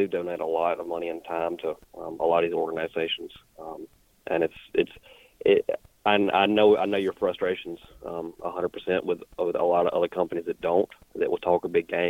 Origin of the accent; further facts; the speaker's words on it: Mississippi, United States; So I am from North Mississippi, and I work for a camo company.